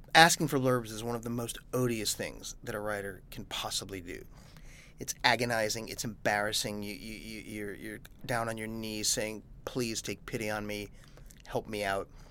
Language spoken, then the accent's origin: English; New York, United States; I'm a New Yorker